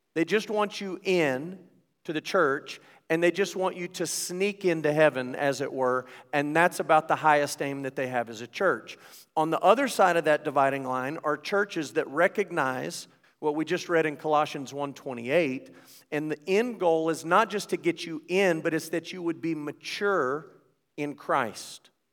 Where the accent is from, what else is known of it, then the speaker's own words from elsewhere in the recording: United States; as an American